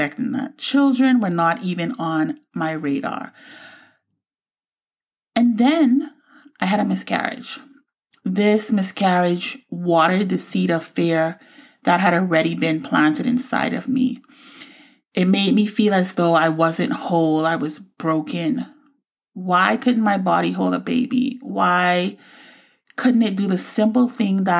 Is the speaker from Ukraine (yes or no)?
no; Bahamas; moved away; also born or lived in Florida; I grew up in the Bahamas and moved to Florida in 2000.